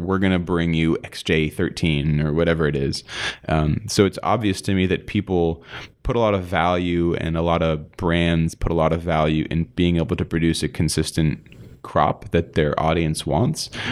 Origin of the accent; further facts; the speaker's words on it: East Coast, United States; moved away; I grew up on the East Coast